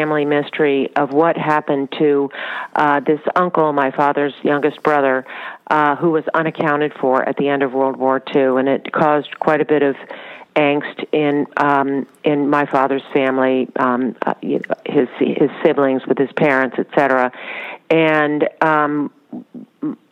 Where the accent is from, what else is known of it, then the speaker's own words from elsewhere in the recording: Washington, District of Columbia, United States; moved away; also born or lived in Charlottesville, Virginia; I grew up in Washington, D.C.